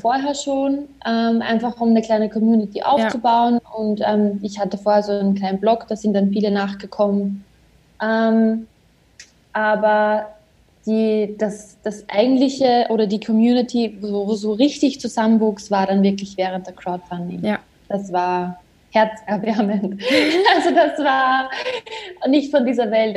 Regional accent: Austria; bei uns in Österreich

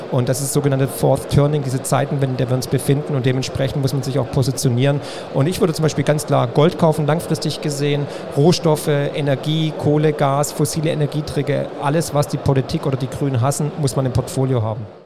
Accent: Swabia, Baden-Württemberg, Germany; Als Schwabe.

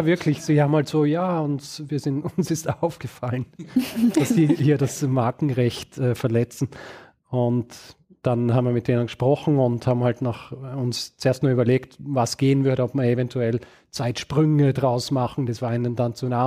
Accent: Vorarlberg, Austria; moved away as an adult; also born or lived in Graz; now in Vienna, Austria; ursprünglich bin ich in Vorarlberg aufgewachsen und in Graz geboren

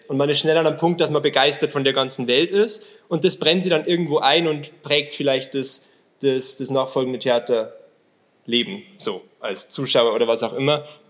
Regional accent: Alpine foothills south of Munich, Bavaria, Germany; now in Munich, Germany; komme eigentlich ursprünglich noch von ganz viel, noch südlicher. Also Alpenvorland ist schon nett gesagt

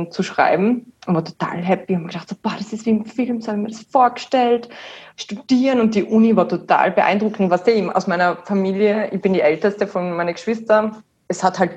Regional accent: Wattens, Tyrol, Austria; wir sind aus Wattens, also meine Mom und mein Bruder wohnen auch in Wattens noch.

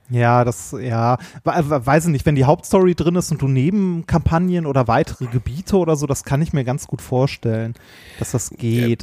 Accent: Essen, North Rhine-Westphalia, Germany; also ich bin ja in Stoppenberg zur Schule gegangen, direkt an der Grenze zu Gelsenkirchen

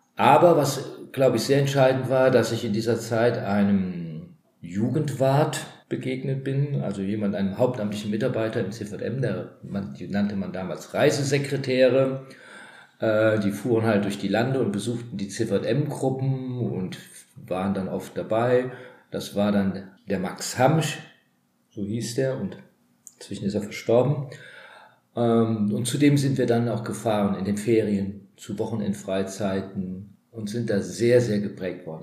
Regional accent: Trier, Rhineland-Palatinate, Germany; moved away as an adult; now in Neuwied, Germany; geboren bin ich in Trier, eine der katholischsten Städte in ganz Deutschland sozusagen im Schatten des Domes

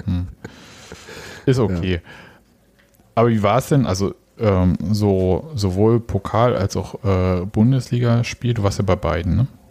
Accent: Leipzig, Saxony, Germany; als gebürtiger Leipziger

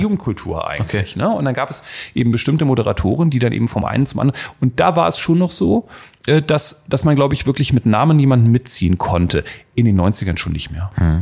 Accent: Berlin, Germany; moved away; also born or lived in Hildesheim; ich bin aus Berlin, hab, hört man äh, raus übrigens. Äh, das freut mich sehr, dass man es noch ein bisschen hört

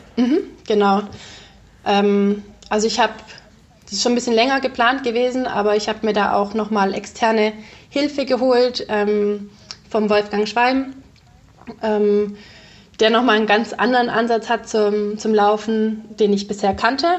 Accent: Ravensburg, Baden-Württemberg, Germany; also born or lived in Konstanz; ich komme ja aus Ravensburg ursprünglich

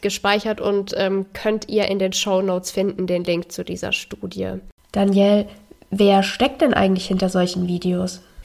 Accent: Germany; gerade als Deutsche

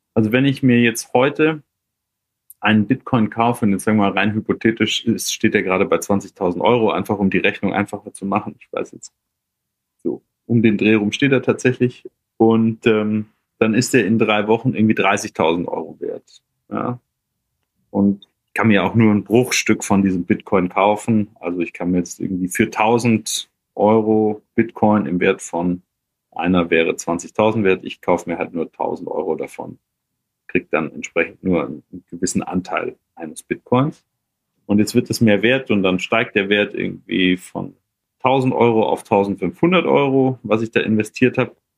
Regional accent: Germany; bei uns in Deutschland

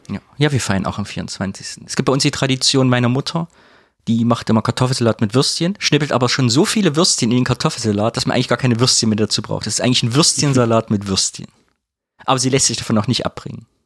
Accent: Kyffhäuser, Thuringia, Germany; ich komme aus dem Köpfer

